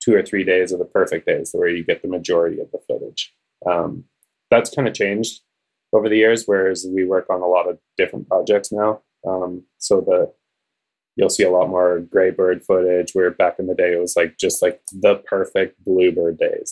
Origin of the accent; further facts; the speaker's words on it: Calgary, Alberta, Canada; I grew up in Calgary